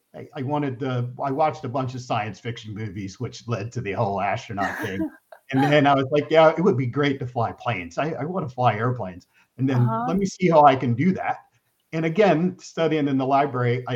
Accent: Camden, New Jersey, United States; I grew up outside of Camden, New Jersey.

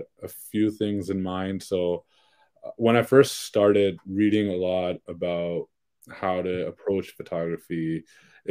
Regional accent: Brampton, Ontario, Canada; I'm actually also from Brampton.

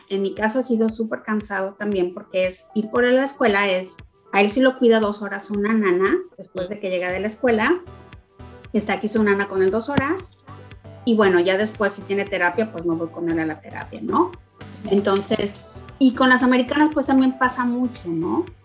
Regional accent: Mexico; moved away as an adult; also born or lived in Tennessee, United States; now in Dallas, United States; Yo soy mexicana, vivo en Estados Unidos desde hace 14 años.

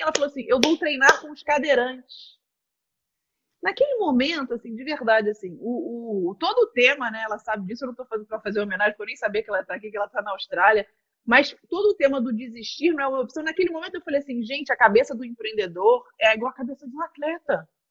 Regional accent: Vila Isabel, Rio de Janeiro, Brazil; nasci em Vila Isabel

